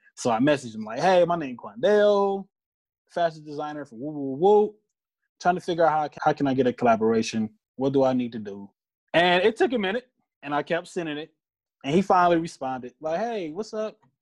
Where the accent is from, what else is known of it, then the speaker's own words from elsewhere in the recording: Detroit, Michigan, United States; I am a designer from Detroit